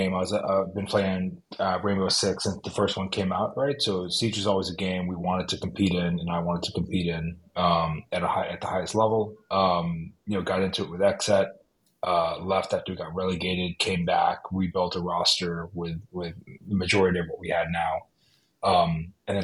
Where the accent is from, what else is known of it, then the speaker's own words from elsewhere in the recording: Miami, Florida, United States; moved away as an adult; also born or lived in Boston, Massachusetts; now in New England, United States; Originally, I'm from Miami, Florida, is where I grew up